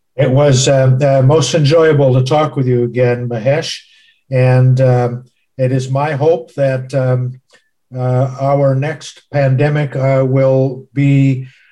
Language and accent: English; United States; my home country, the United States